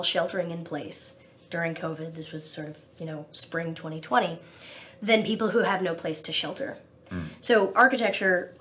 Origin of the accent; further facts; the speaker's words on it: New Jersey, United States; also born or lived in Ithaca, New York / New York metropolitan area; I grew up in New Jersey and went to Cornell for undergrad